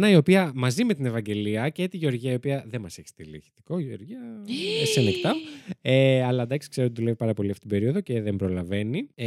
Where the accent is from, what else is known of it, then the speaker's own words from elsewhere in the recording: Koropi, Attica, Greece; Έχω να σα πω ότι όταν ήμουν μικρή, έμενα στο Κοροπή, στο Σέσι και εκεί σε μια μικρή εκκλησία, στον Άγιο Αντρέα, ήταν ένα πτώμα